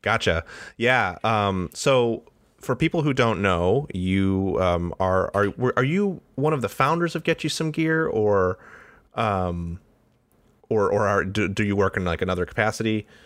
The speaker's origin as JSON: {"language": "English", "town": "Detroit", "region": "Michigan", "country": "United States", "moved": "yes", "said": "I'm from Detroit originally"}